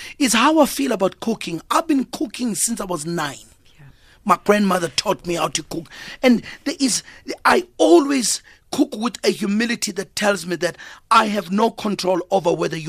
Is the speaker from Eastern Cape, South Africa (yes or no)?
no; Durban, KwaZulu-Natal, South Africa; moved away as an adult; also born or lived in Cape Town; now in Johannesburg, South Africa; I grew up in Durban.